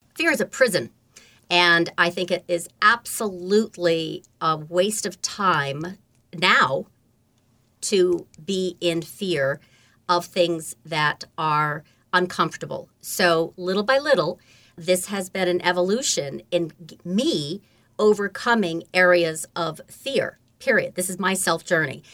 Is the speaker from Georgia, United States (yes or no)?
no; Beekmantown, New York, United States; also born or lived in Lake Placid, New York; I was born in Lake Placid, New York, and grew up on a farm in Beekman Town